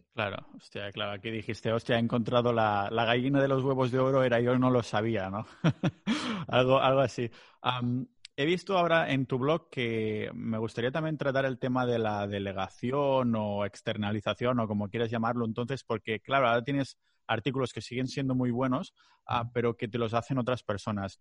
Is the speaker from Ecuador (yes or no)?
no; Catalonia, Spain; accent: Catalan-influenced; Spanish is a second language; Yo tengo que practicar aún muchísimo, muchísimo español, porque sigo, sigo metiendo catalanadas, me sigo liando con palabras, tengo un acento súper raro